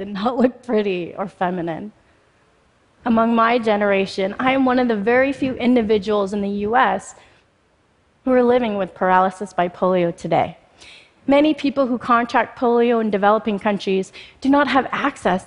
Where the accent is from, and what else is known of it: Spokane, Washington, United States; born or raised there; also born or lived in Mumbai, India